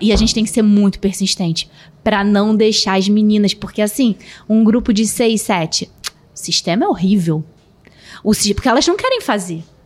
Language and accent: Portuguese; Rio de Janeiro, Brazil; Eu sou do Rio